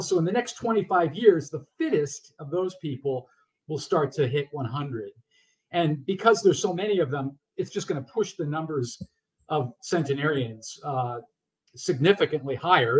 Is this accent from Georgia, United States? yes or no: no; Massachusetts, United States; still living independently in the house I grew up in in Massachusetts